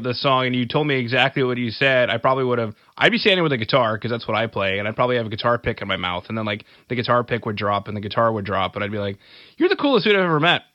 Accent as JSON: {"language": "English", "country": "Canada", "said": "I'm from Canada"}